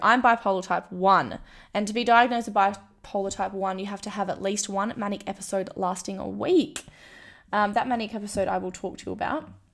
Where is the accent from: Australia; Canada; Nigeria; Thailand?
Australia; Kalgoorlie, Western Australia; moved away as an adult; also born or lived in Melbourne; I'm from Kalgoorlie.